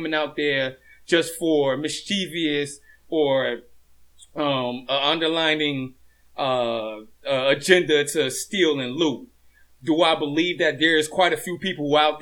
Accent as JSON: {"language": "English", "town": "Hampton", "region": "Virginia", "country": "United States", "tie": "born or raised there", "also_born_or_lived": "Norfolk, Virginia", "said": "I'm from Norfolk, but I was raised in Hampton"}